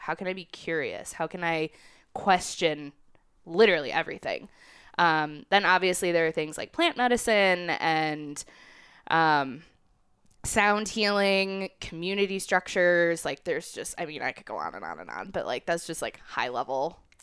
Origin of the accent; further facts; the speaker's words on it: Chicago, Illinois, United States; moved away as an adult; also born or lived in Brooklyn; now in Colorado, United States; I grew up in Chicago.